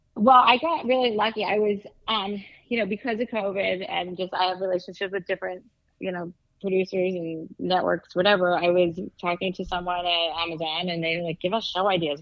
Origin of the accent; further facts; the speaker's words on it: East Coast, United States; I'm from the East Coast